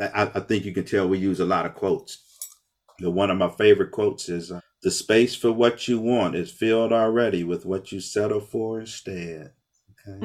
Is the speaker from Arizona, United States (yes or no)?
no; Akron, Ohio, United States; I grew up West Akron on Store Avenue between Lawton and Slauson, all black neighborhood